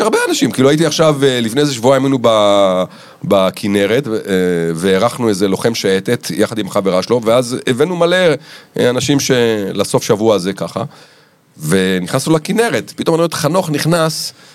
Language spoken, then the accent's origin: Hebrew; Rishon LeZion, Central District, Israel; אנחנו בגיל מאוד צעיר, ההורים שלי עזבו למרכז ראשון לציון